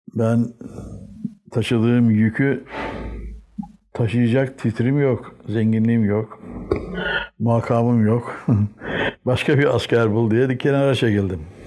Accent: Istanbul, Turkey; also born or lived in Batumi, Georgia / Sultanahmet, Istanbul; Ben 1935 yılında Batum'da doğdum. 6 aylıkken Çengelköy'ünde Vahdettin Köşkü var. Onun çiftliğine taşındık.

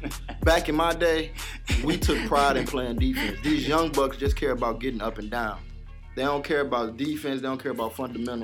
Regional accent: Baton Rouge, Louisiana, United States; I'm from Baton Rouge, man.

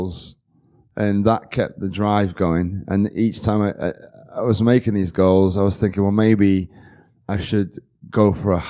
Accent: Liverpool, North West England, United Kingdom; also born or lived in London; now in United States; England. Originally, I was born in Liverpool, the northwest of England

